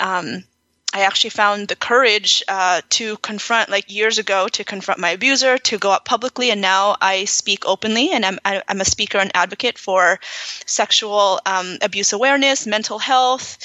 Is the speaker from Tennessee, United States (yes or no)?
no; California, United States; moved away as an adult; also born or lived in Los Angeles; now in Miami, United States; I grew up in California